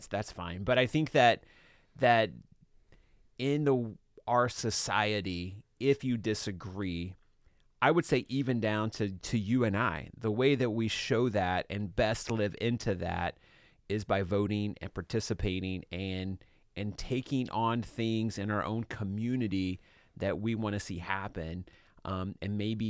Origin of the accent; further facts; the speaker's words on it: Georgia, United States; She's, you know, from my district that I grew up in Georgia.